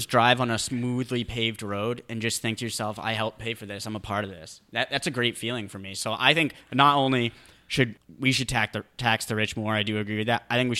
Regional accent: New England, United States; born there; I was born in New England. I'm a certified chowder head.

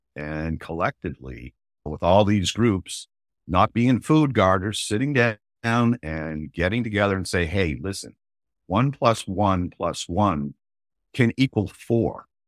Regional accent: Maine, United States; moved away; when I was a kid growing up in Maine

